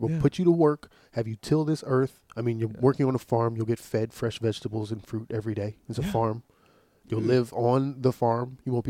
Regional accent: United States; All right, so I grew up in America.

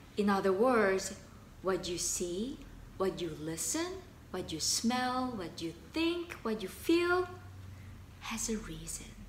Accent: South Korea; moved away; I learned Korean. I was born in Korea.

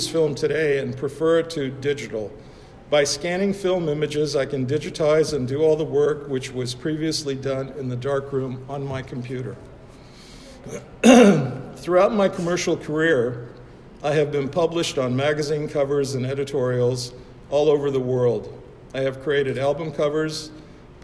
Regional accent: Budapest, Hungary; moved away; also born or lived in United States; I was born in Budapest, Hungary

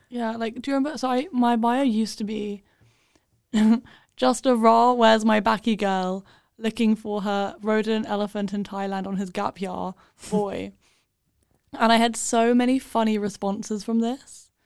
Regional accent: London, United Kingdom; accent: British; moved away; we're from London.

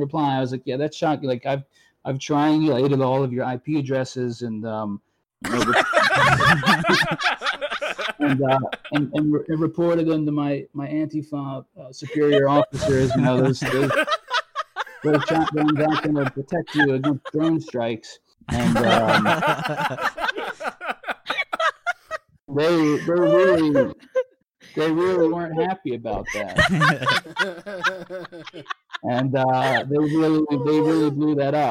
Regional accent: Virginia, United States; moved away; I'm from Virginia.

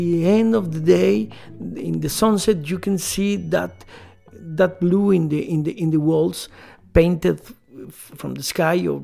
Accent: Mexico City, Mexico; I am from Mexico City.

